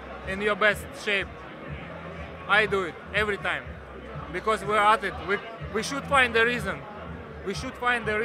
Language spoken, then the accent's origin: English; Kyrgyzstan; I was born in Kyrgyzstan